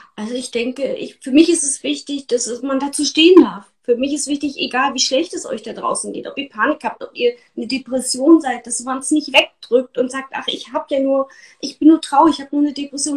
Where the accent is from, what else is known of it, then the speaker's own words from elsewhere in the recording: East Germany, Germany; ich bin in der DDR groß geworden